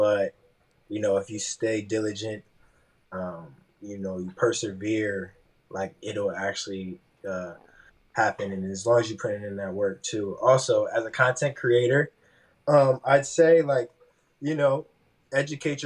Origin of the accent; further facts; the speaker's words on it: Wilmington, Delaware, United States; I'm from Wilmington, Delaware